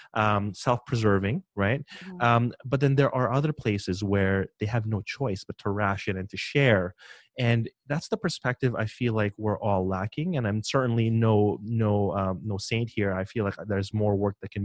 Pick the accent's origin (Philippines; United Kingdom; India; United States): Philippines; moved away; I'm from the Philippines